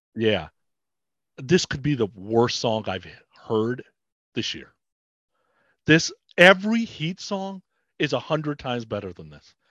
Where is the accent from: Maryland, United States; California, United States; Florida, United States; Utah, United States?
California, United States; Bay Area; I grew up in the Bay Area